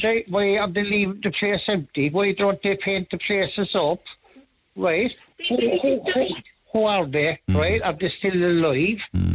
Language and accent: English; Cork, Munster, Ireland; I grew up in Cork City